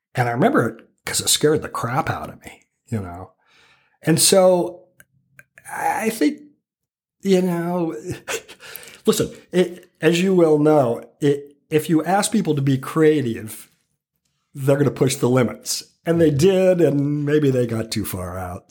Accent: Calistoga, California, United States; moved away; growing up in Calistoga, uh, i, i, is an experience I wouldn't trade for the world, truly

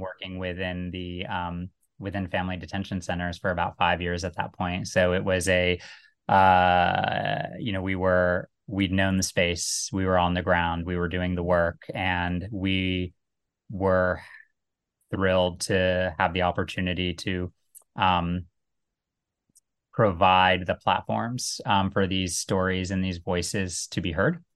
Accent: United States; also born or lived in Cincinnati, Ohio / Little Rock, Arkansas / Iraq (family); I was born in Cincinnati, grew up, um, first in Little Rock and then in, uh, the D C suburbs.

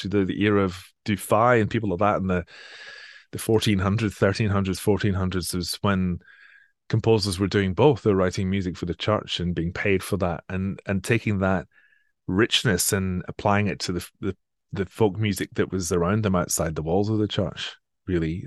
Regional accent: Edinburgh area, Scotland, United Kingdom; moved away as an adult; also born or lived in Manchester; now in Sydney, Australia; I'm from the Edinburgh area originally.

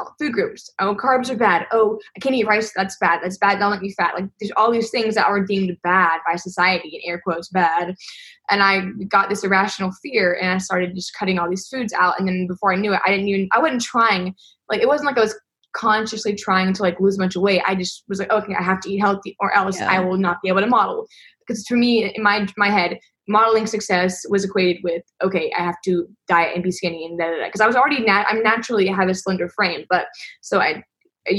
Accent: Madison, Mississippi, United States; I'm 20 years old, and I am from Madison, Mississippi.

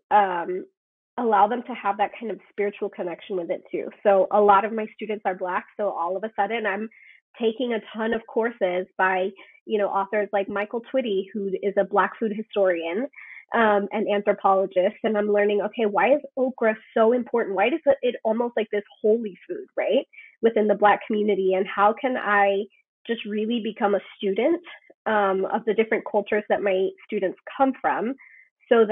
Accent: Guatemala; My family, I'm from Guatemala.

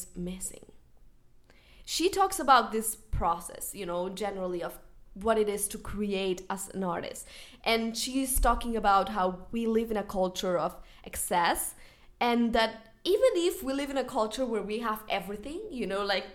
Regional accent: Spain; I am from Spain

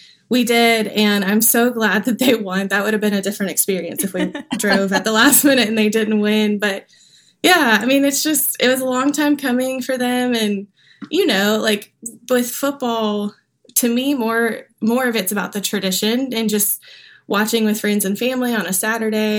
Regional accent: Augusta, Georgia, United States; now in Nashville, United States; I grew up in Augusta, Georgia

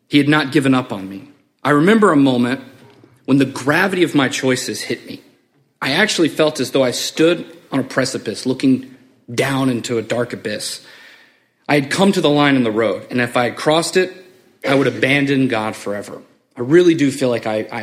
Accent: Memphis, Tennessee, United States; also born or lived in Springfield; I'm from Memphis.

